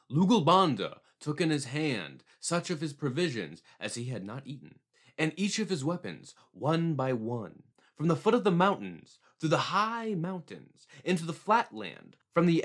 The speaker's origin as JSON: {"language": "English", "country": "United States", "said": "as an American"}